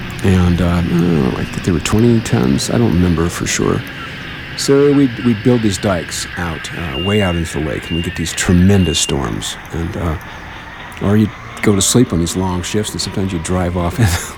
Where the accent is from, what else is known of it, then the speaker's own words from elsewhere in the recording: Great Salt Lake, Utah, United States; I grew up around the Great Salt Lake, and I grew up on the edges of the Great Salt Lake Desert.